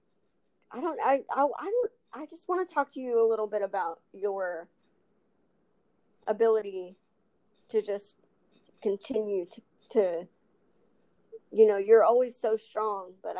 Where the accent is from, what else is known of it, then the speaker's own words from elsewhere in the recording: Texas, United States; accent: Texas; also born or lived in Albuquerque, New Mexico / Los Angeles; I was actually born in Albuquerque, New Mexico, but I was raised in Texas